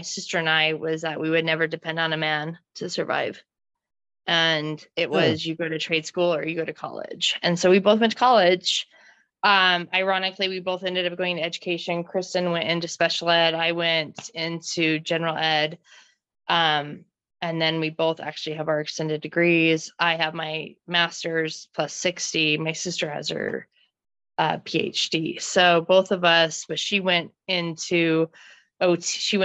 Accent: Wyoming, United States; moved away as an adult; also born or lived in St. George, Utah; I grew up in Wyoming

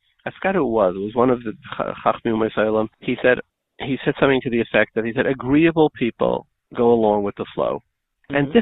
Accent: United States; as an American, maybe as a Jew

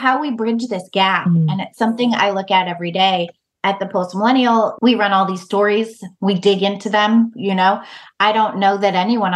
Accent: United States; as an American, I'm not Jewish

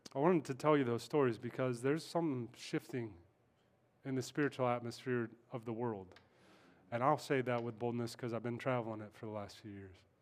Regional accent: Kansas, United States; moved away; I'm in New York, that's why. I'm from Kansas

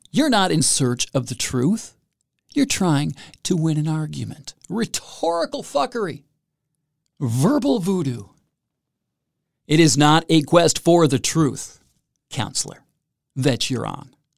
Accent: Salinas, California, United States; those folks from Salinas, as I like to talk about, my hometown

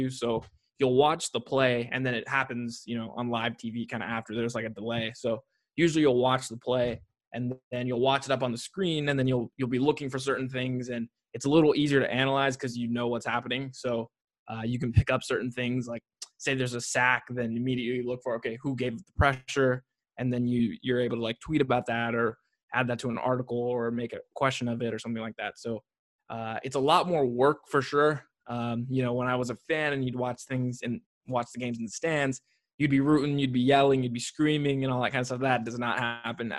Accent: Bay Area, California, United States; I grew up in the Bay Area

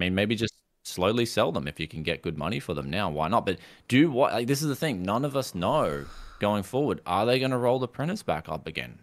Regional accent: Queensland, Australia; I come from Queensland in Australia

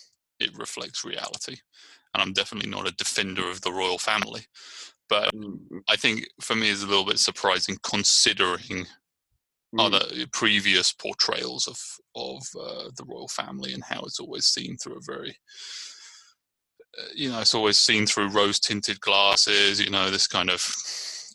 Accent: Brighton, South East England, United Kingdom; now in Richmond, United States

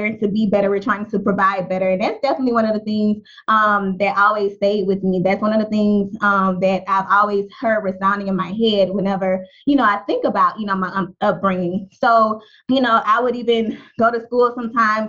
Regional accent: Baton Rouge, Louisiana, United States; I grew up in North Baton Rouge, Louisiana

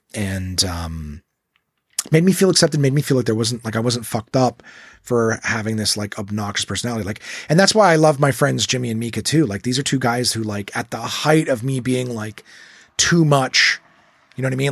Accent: Ontario, Canada; we're English and Ontario predominantly

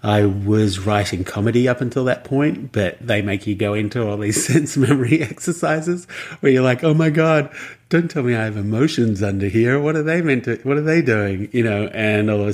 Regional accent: Australia; moved away as an adult; also born or lived in New York; as an Australian

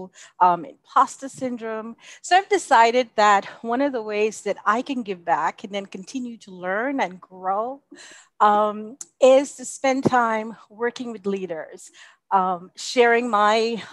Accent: Bahamas; also born or lived in United States / Canada / Jamaica; now in United Arab Emirates; my home country of the Bahamas

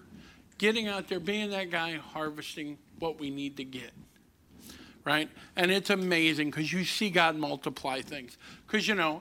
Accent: Kinloch, Missouri, United States; also born or lived in Berkeley, Missouri / Overland, Missouri; now in Lincoln County, Missouri, United States; I grew up in Kinloch. I moved to Berkeley. We got uppity. We moved all the way to Overland.

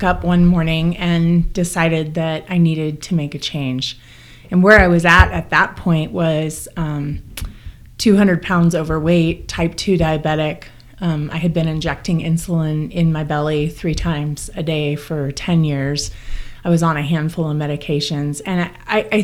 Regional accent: Corvallis, Oregon, United States; I'm from Corvallis, Oregon

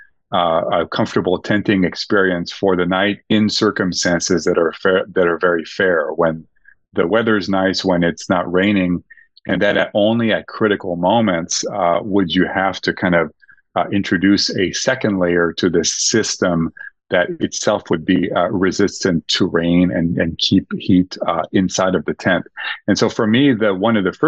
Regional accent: Montreal, Quebec, Canada; moved away; in Montreal, my hometown

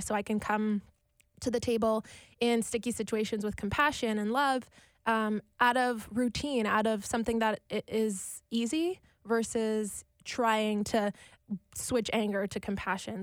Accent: Winnipeg, Manitoba, Canada; also born or lived in Alberta; I'm born and raised in Winnipeg, Manitoba, Canada.

